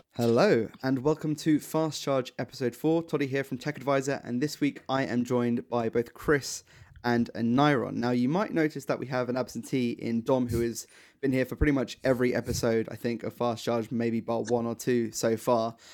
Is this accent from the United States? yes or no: no; United Kingdom; as British people